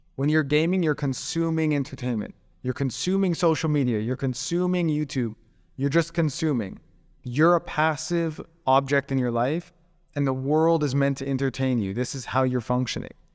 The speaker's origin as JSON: {"language": "English", "town": "Calgary", "region": "Alberta", "country": "Canada", "tie": "born or raised there", "moved": "as an adult", "lives_now": "Koh Samui, Thailand", "said": "where I'm from in, in Canada, so I, I grew up in Calgary."}